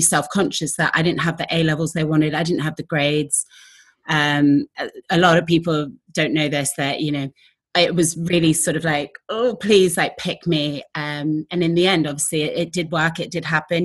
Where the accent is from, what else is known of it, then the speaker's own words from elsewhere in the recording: Exeter, South West England, United Kingdom; I literally walked around Exeter, which is my hometown